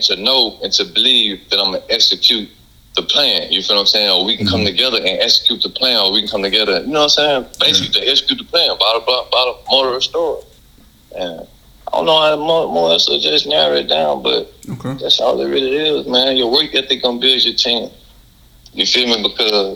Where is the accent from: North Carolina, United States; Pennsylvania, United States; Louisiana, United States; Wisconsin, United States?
Louisiana, United States; I'm from Louisiana